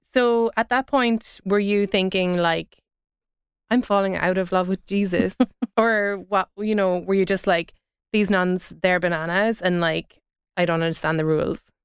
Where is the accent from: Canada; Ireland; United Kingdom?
Ireland; growing up in Ireland